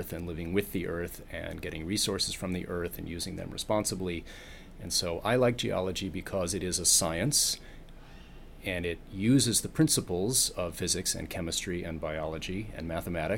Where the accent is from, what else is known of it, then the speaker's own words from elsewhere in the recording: Southern California, United States; also born or lived in Massachusetts / New York; I'm from Southern California